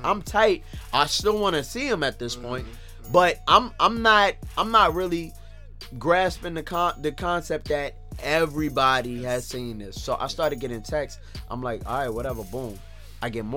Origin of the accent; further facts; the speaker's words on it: New York City, New York, United States; I'm from Brooklyn, New York